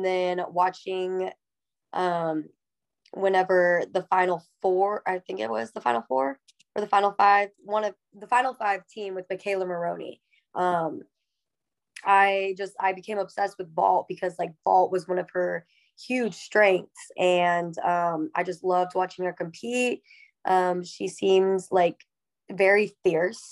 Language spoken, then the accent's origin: English; Texas, United States; I'm from Texas